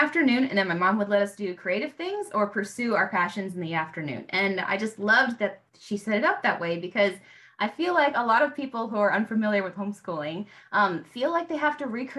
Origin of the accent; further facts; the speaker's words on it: United States; I'm American